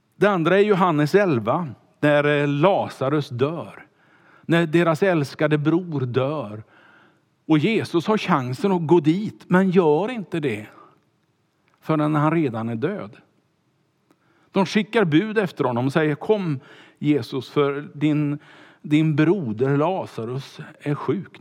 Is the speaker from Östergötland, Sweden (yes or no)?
no; Kungälv, Västra Götaland, Sweden; skulle bli pastor som 19-åring eh, hemma i Kungälv